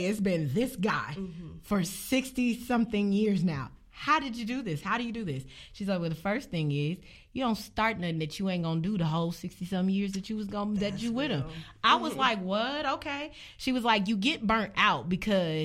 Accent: Indianapolis, Indiana, United States; I was born and raised in Indianapolis

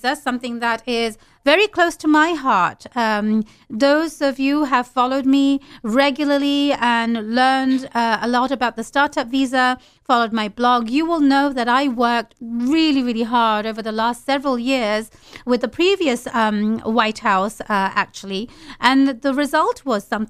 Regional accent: London, United Kingdom; moved away as an adult; also born or lived in Bangladesh; now in United States; I was born in London, UK. I lived in Bangladesh for a while

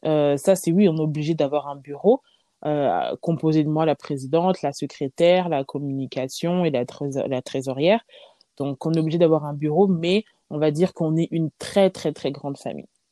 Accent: Lyon, Auvergne-Rhône-Alpes, France; J'ai grandi à Lyon, je suis née à Lyon

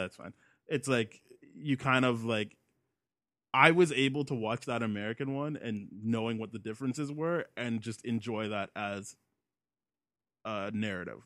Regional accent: Canada; as a Canadian, we, we get, we grow up with so much, uh, British comedy

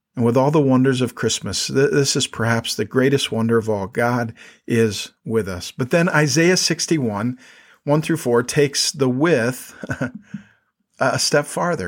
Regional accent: South Dakota, United States; moved away as an adult; also born or lived in Minnesota / New York City; now in State College, United States; I grew up in South Dakota

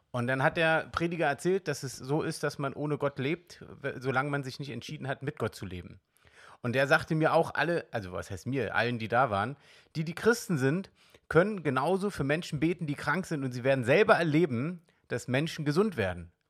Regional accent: East Germany, Germany; ich bin im Osten aufgewachsen und da war wirklich vom Glauben her Jedenfalls nicht, dass ich mich erinnern kann, dass ich da richtig was gehört habe.

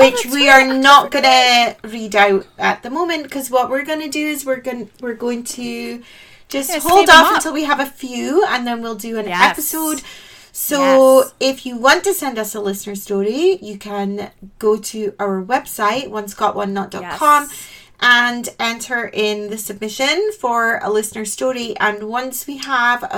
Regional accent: Scotland, United Kingdom; I'm One Scot

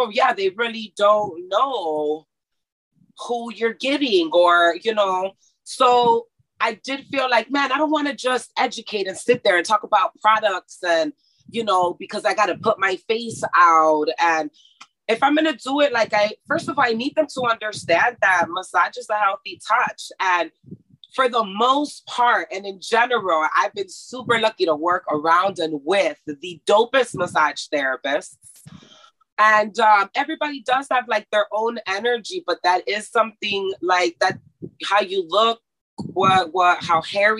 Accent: Mexico; moved away; also born or lived in Texas, United States; I grew up in Mexico, but I was in school in America, right? So I went to Texas school

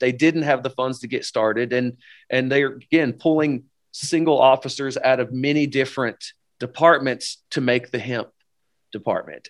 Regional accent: Upper East Tennessee, United States; moved away as an adult; John and I, uh, originally were born and raised in Upper East Tennessee

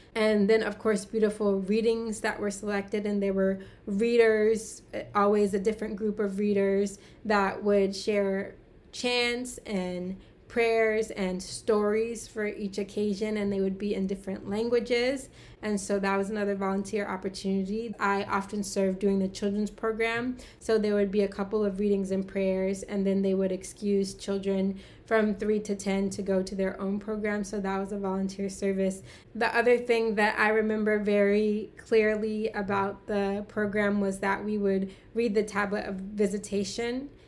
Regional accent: United States; I'm American and I'm African American

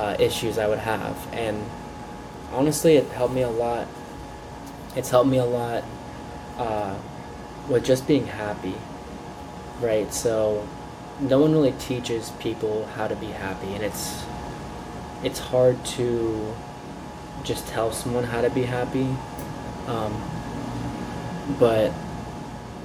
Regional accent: Florida, United States; moved away; I'm from Florida.

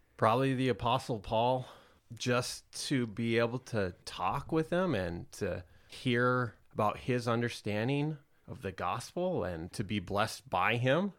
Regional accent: Rapid City, South Dakota, United States; moved away; I am originally from the Black Hills of South Dakota. Rapid City is where I grew up

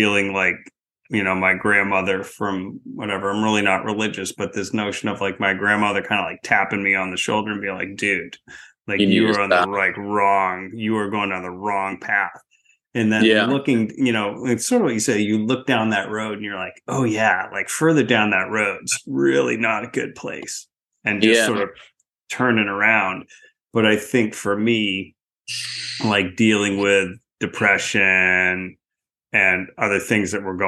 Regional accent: outside of Portland, Maine, United States; I grew up outside of Portland, Maine

